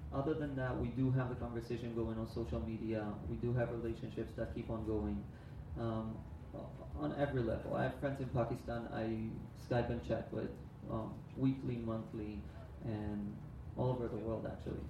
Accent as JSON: {"language": "English", "country": "Israel", "said": "So I'm from Israel."}